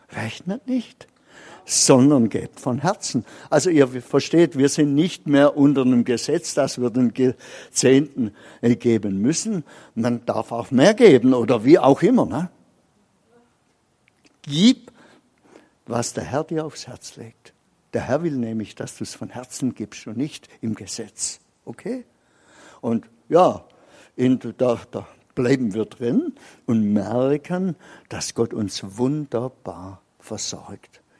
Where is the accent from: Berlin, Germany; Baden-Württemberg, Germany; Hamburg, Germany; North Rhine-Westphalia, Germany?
Baden-Württemberg, Germany; als Schwabe ist ein bisschen geizig und das habe ich bei mir auch erkannt.